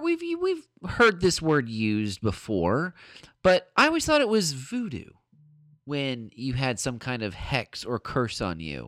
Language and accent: English; United States; me being American